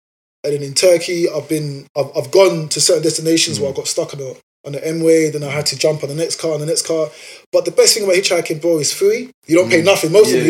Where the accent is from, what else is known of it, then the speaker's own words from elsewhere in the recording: New York, United States; bro, I'm from New York, we don't do that type of stuff.